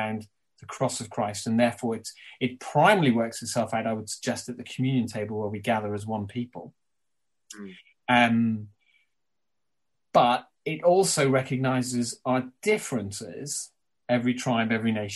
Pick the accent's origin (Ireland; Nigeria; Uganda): Ireland; as an Irishman, albeit with English heritage